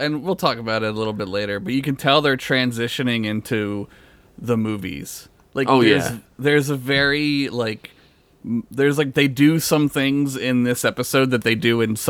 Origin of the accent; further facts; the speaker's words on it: Alabama, United States; I'm from Alabama. We don't do that where I'm from.